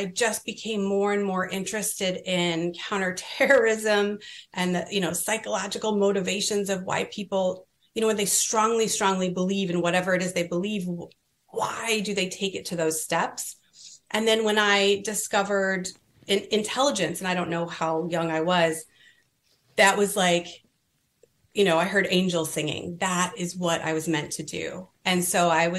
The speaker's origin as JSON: {"language": "English", "region": "California", "country": "United States", "moved": "yes", "said": "I was from California"}